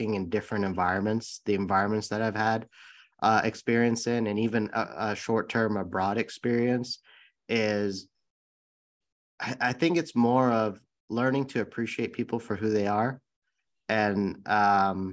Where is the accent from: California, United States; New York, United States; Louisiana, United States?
California, United States; San Bruno; I grew up in the Bay Area in San Bruno, California